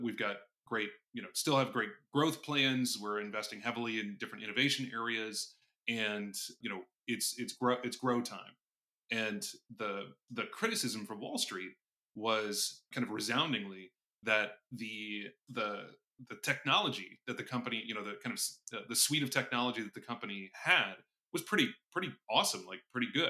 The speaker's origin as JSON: {"language": "English", "town": "Indianapolis", "region": "Indiana", "country": "United States", "tie": "born or raised there", "also_born_or_lived": "New York / Hong Kong", "moved": "as an adult", "said": "Born and raised in Indianapolis, Indiana"}